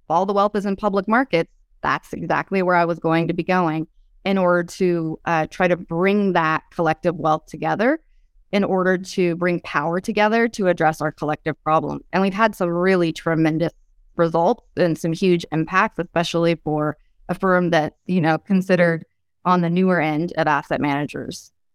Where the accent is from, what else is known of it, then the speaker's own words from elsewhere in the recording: Oroville, California, United States; grew up in Oroville, which, if you've heard about Oroville at all, it's a small rural town